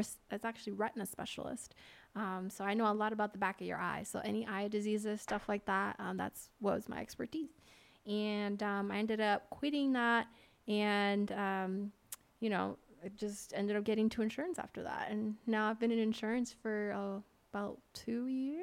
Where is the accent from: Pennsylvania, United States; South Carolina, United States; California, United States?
Pennsylvania, United States; born or raised there; moved away as an adult; now in Las Vegas, United States